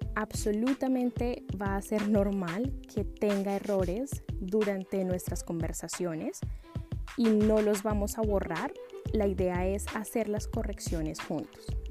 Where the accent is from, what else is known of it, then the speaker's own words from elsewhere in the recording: Bogotá, Colombia; now in London, United Kingdom; soy de Bogotá, la capital de Colombia, y actualmente vivo en Londres, Inglaterra